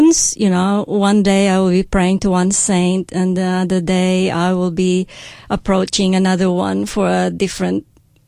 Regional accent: Tupi, Soccsksargen, Philippines; I've grown up in a place called Tupi in South Cotabato

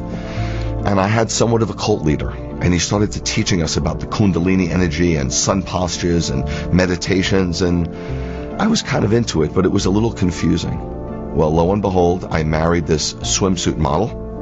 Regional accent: New York City, New York, United States; now in Georgia, United States; I live in Georgia currently, born and raised in New York City.

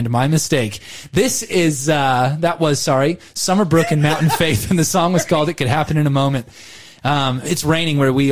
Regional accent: Southern California, United States; moved away as an adult; now in Australia; I grew up in Southern California

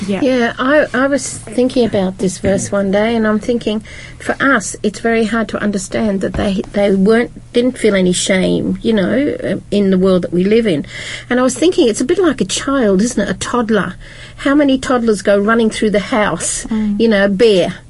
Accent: United Kingdom; I'm from Britain

